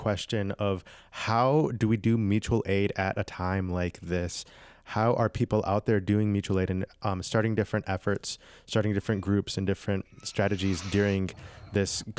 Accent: Grand Rapids, Michigan, United States; my hometown, Grand Rapids

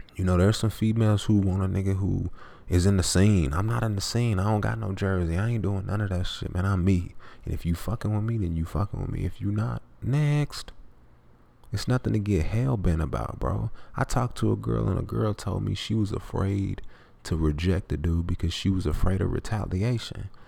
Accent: the South, United States; I'm from the South

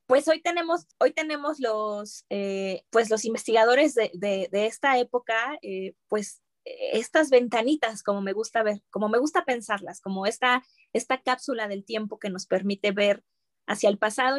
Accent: Mexico

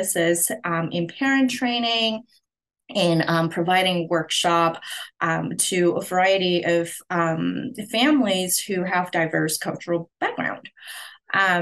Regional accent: Hong Kong; moved away as an adult; now in United States; I'm originally from Hong Kong, and I moved to the US to continue my education.

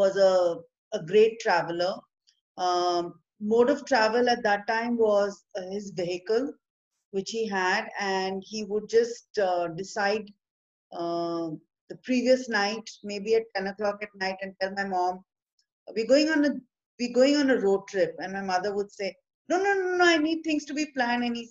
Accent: India; I am from India

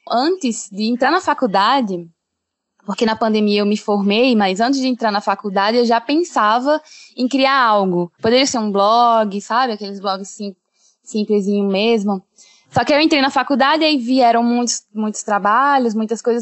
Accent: Rio Grande do Norte, Brazil; eu cresci no Rio Grande do Norte, eu cheguei eh, com seis, cinco anos

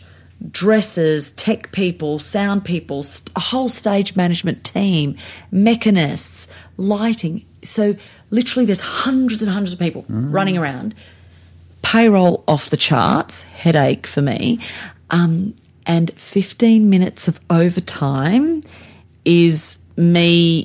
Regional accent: Sydney, New South Wales, Australia; moved away as an adult; also born or lived in Blue Mountains, New South Wales; now in Adelaide, Australia; I'm not even from South Australia. I'm born and bred in Sydney.

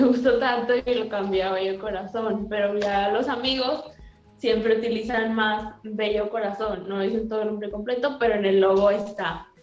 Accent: Nuevo Laredo, Tamaulipas, Mexico; soy de Nuevo Laredo, México

